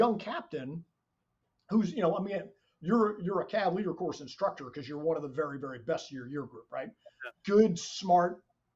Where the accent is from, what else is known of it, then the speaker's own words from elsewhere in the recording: New Jersey, United States; I'm an Irish kid from New Jersey